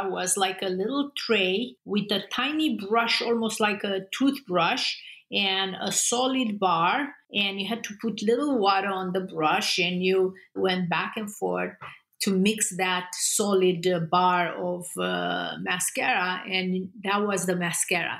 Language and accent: English; Constanța, Romania; moved away as an adult; I grew up in Romania in a communist regime.